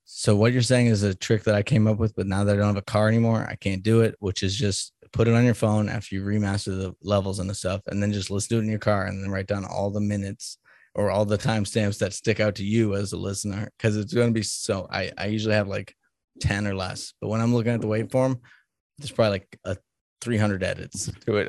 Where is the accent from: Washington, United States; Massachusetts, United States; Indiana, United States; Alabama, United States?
Massachusetts, United States; Salem; now in Kansas, United States; I'm from Salem, Massachusetts